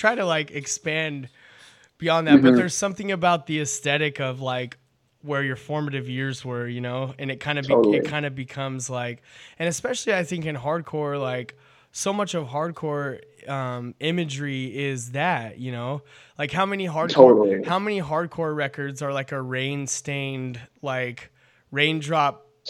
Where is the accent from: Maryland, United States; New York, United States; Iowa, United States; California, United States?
California, United States; I grew up in California. I've been here my whole life.